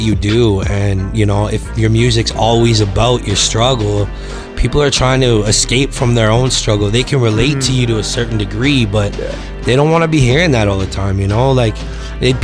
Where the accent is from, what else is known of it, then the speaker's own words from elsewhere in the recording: Victoria, British Columbia, Canada; moved away as an adult; now in Calgary, Canada; I'm originally from Victoria, BC. And I moved out here 7 years ago